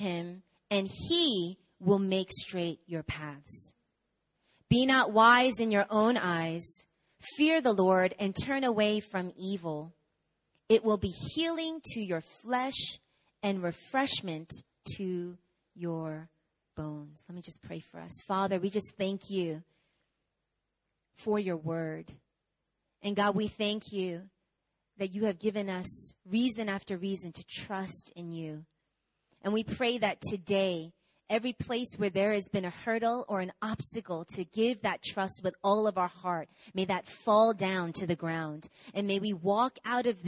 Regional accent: New York, United States; I'm from America. I was born and raised in New York

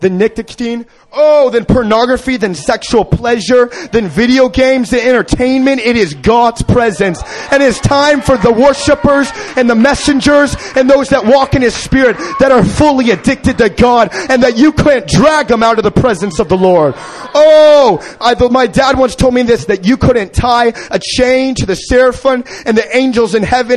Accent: Kansas City, Missouri, United States; I've been growing up in Kansas City

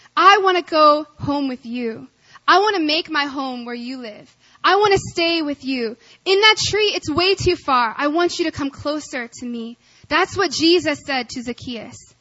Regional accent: Arkansas, United States; I grew up in Arkansas

